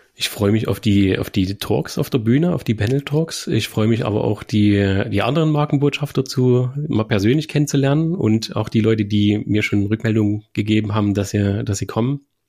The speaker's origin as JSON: {"language": "German", "country": "Germany", "tie": "born or raised there", "said": "Mein Heimatort, Künitsch"}